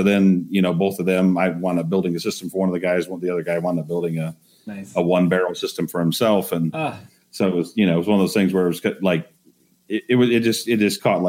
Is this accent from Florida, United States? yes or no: no; Texas, United States; I actually had a short stint as an electrician when I was growing up in Texas